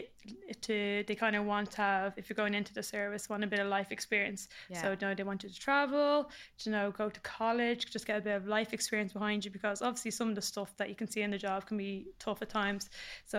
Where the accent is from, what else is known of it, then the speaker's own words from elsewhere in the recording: Warrenview, Leinster, Ireland; growing up in Warrenview, we were a bit of a mad estate.